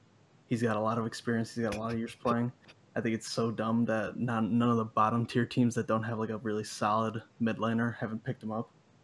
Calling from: Chicago, Illinois, United States; I'm calling from Chicago.

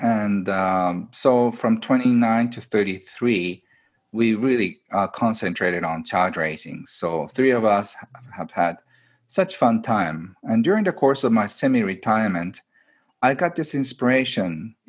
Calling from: Japan; I am doing this from my retreat center, which is outside of Tokyo, about 2-hour drive.

